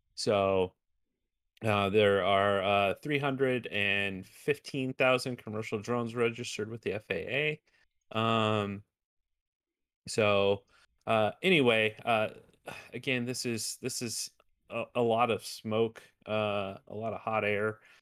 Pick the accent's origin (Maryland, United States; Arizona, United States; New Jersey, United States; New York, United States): Arizona, United States; my home state of Arizona